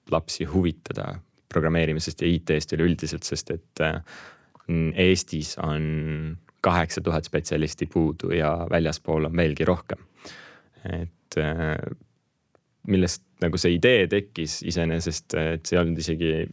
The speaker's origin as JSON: {"language": "Estonian", "town": "Põltsamaa", "region": "Jõgeva County", "country": "Estonia", "tie": "born or raised there", "also_born_or_lived": "Russia", "said": "minu lapsepõlv möödus Põltsamaal"}